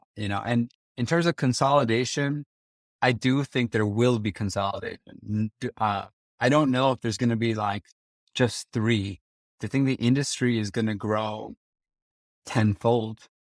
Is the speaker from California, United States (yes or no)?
no; Princeton, New Jersey, United States; moved away as an adult; also born or lived in Kyiv, Ukraine / Las Vegas; I was born and raised in Prince in New Jersey